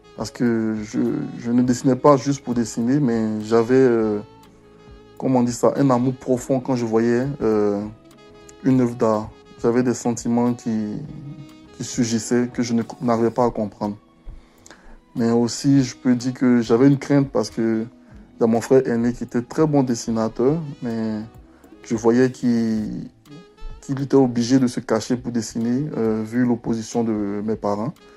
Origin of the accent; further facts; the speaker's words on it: Abidjan, Côte d’Ivoire; also born or lived in Ferkessédougou, Côte d'Ivoire; now in Quebec, Canada; je suis né et j'ai grandi à Abidjan